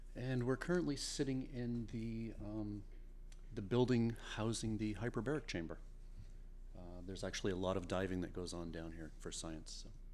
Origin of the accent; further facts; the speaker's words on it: Portland, Maine, United States; I'm from Portland, Maine.